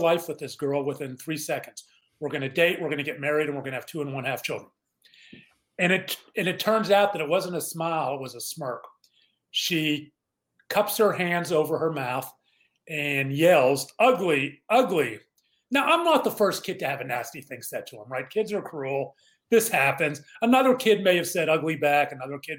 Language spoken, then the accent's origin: English; Mount Lebanon, Pennsylvania, United States; I grew up in Pittsburgh, a suburb of Mount Lebanon